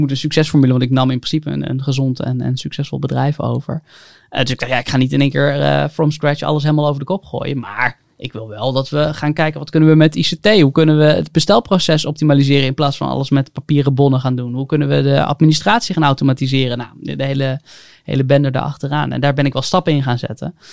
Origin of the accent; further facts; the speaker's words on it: Haarlem, North Holland, Netherlands; moved away as an adult; also born or lived in Hengelo; ik kom uit Haarlem, ik ben 27